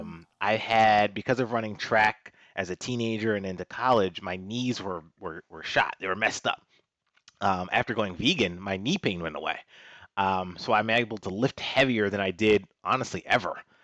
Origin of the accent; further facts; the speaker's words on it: Washington, District of Columbia, United States; moved away as an adult; also born or lived in North Carolina / New York; I grew up in Washington, D C.